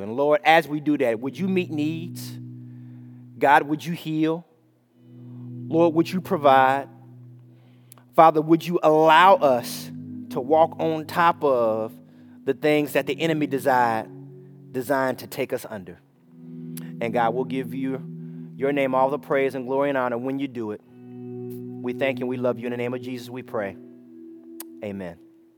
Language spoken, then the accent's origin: English; Chicago, Illinois, United States; moved away; I'm from Chicago.